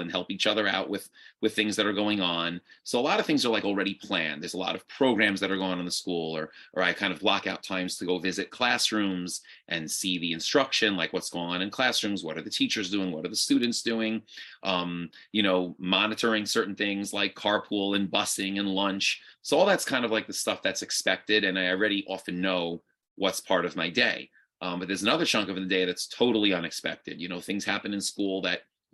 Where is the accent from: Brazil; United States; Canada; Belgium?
United States; New York; also born or lived in Boca Raton, Florida / Israel; I grew up in New York and went to different yeshivas my whole life